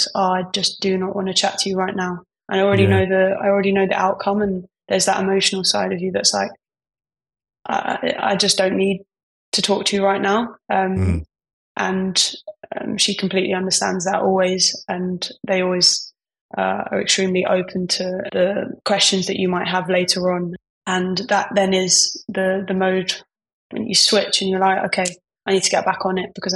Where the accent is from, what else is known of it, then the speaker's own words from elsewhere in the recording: London, United Kingdom; I'm from East London